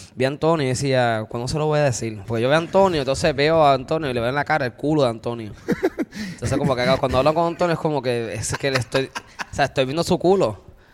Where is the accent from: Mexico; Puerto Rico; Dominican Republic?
Puerto Rico; Río Grande; also born or lived in Luquillo, Puerto Rico; soy de Río Grande, pero criado también en Luquillo